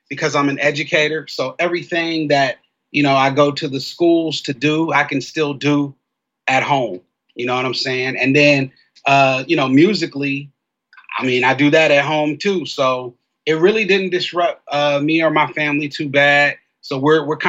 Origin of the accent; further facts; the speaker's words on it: Columbus, Ohio, United States; It was a good place to grow up.